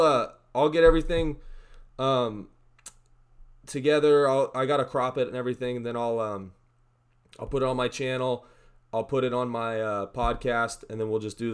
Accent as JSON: {"language": "English", "region": "Missouri", "country": "United States", "also_born_or_lived": "California", "moved": "yes", "lives_now": "Oregon, United States", "said": "No, I'm from Missouri originally."}